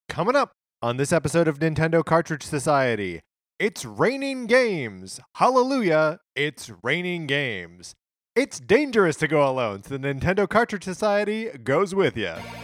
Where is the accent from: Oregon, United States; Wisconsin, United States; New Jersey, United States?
Wisconsin, United States; also born or lived in Illinois; now in Los Angeles, United States; growing up in Wisconsin